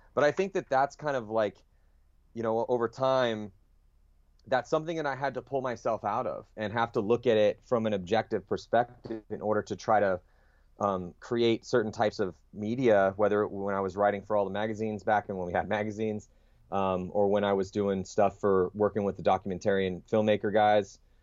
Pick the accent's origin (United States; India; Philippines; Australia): United States; San Diego, California; I grew up in San Diego